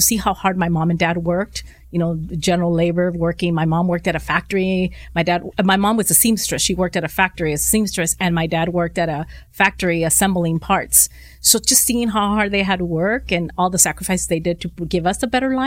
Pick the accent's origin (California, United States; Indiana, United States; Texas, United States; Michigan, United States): California, United States; Los Angeles; I'm born and raised in the San Fernando Valley. So like totally for sure, I'm an awesome Valley girl